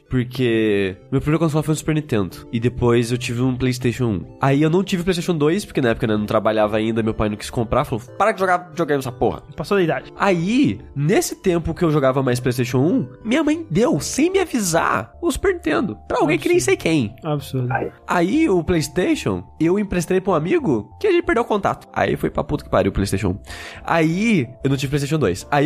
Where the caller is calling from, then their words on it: Rio de Janeiro, Brazil; sou aqui do Rio de Janeiro